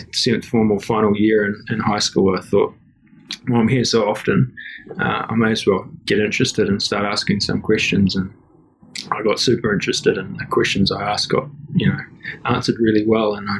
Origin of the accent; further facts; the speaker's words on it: Hawke's Bay, New Zealand; also born or lived in Netherlands; I grew up in the Hawke's Bay, East Coast, New Zealand, in a little town called Tiawanga, which was a coastal town